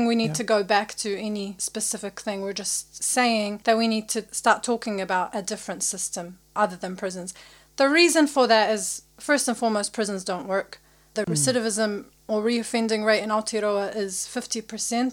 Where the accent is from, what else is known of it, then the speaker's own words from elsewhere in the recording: Iraq; now in New Zealand; I'm from Iraq